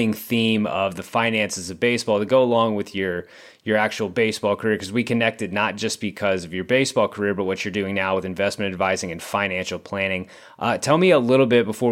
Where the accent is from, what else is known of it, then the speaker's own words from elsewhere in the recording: Texas, United States; I grew up in Texas